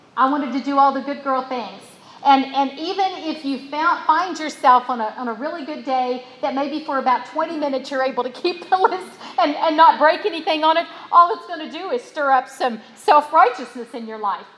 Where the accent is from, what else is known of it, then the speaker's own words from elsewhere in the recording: West Virginia, United States; my daddy was a coal miner when I was born in West Virginia.